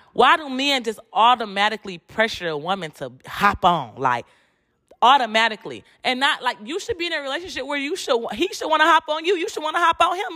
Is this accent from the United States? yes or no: yes; Detroit, Michigan, United States; moved away as an adult; now in Houston, United States; I'm from Detroit, but I live in Houston